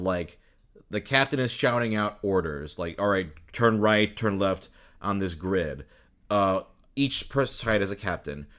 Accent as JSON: {"language": "English", "region": "Minnesota", "country": "United States", "tie": "born or raised there", "also_born_or_lived": "Michigan", "moved": "yes", "said": "I was born in Minnesota, so, like, the Vikings were, like, a huge thing in my school"}